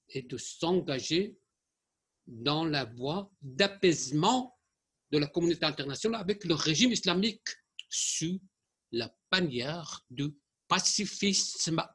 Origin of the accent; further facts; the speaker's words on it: Germany; Je suis allemand, je suis allemand d'origine iranienne, mais il peut dire la vérité.